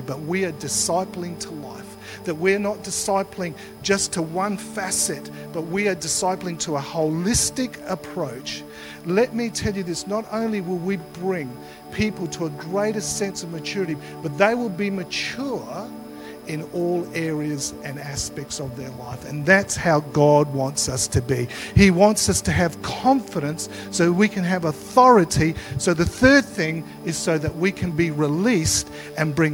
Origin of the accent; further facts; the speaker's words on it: Australia; I was born here in Australia